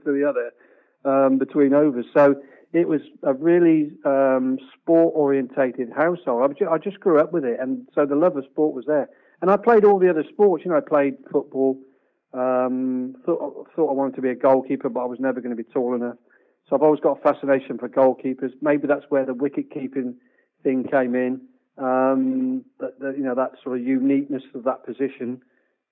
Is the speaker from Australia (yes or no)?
no; Stroud, South West England, United Kingdom; when I went to play at Stroud Cricket Club. That's my hometown